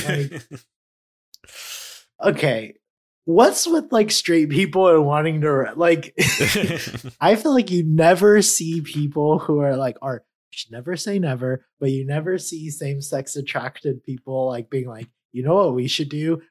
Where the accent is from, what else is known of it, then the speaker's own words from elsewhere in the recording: California, United States; I'm Californian